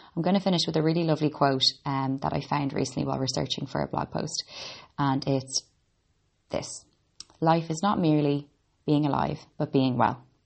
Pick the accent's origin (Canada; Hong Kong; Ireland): Ireland; also born or lived in Boston, United States; I'm an Irish girl. I was born in Boston and grew up in Ireland.